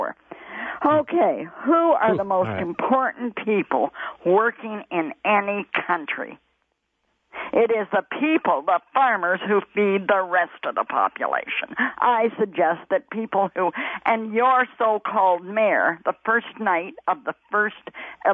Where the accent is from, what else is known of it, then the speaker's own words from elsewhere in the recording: Alberta, Canada; My heart belongs to Alberta.